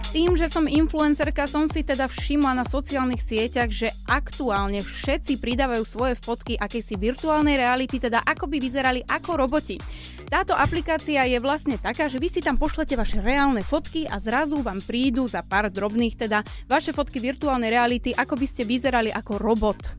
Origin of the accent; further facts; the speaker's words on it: Považská Bystrica, Trenčín Region, Slovakia; ja som z Považskej Bystrice